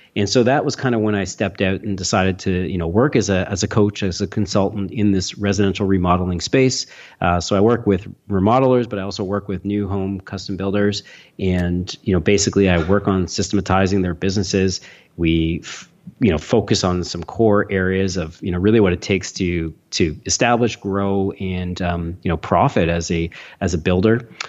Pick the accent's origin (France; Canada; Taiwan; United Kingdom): Canada; Toronto, Ontario; I'm from Toronto, Canada